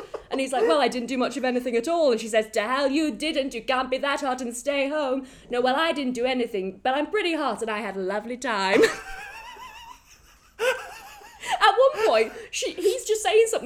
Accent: Midlands, United Kingdom; I'm from the Midlands

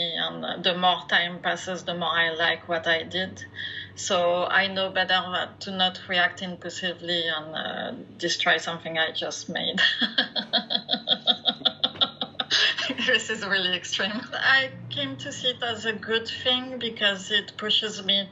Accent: France; English is a second language; moved away as an adult; now in Canada; I am originally from France, as you can hear, probably. I've been living in Canada for the last 20 plus years

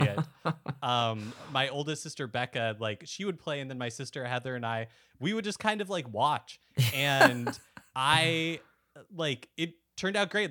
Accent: Bakersfield, California, United States; also born or lived in Salt Lake City, Utah; we moved to like Central California when I was six.

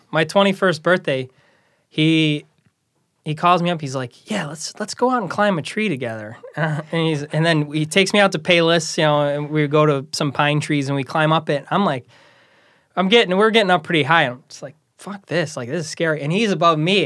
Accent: Chicago Ridge, Illinois, United States; I grew up in Chicago Ridge

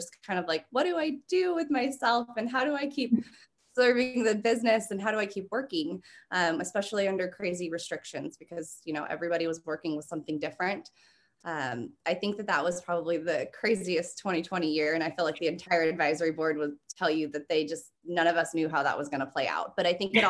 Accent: California, United States; I'm actually from California.

